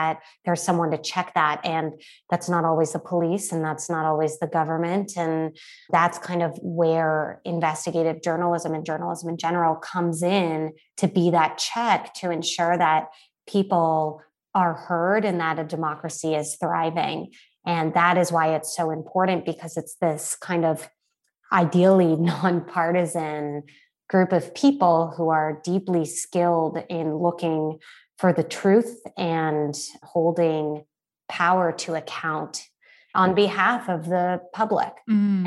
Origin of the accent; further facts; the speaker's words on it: Canada; moved away as an adult; now in United States; as a Canadian